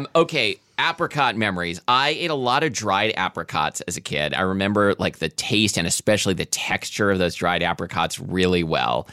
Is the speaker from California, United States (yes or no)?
no; Washington, United States; we're from Washington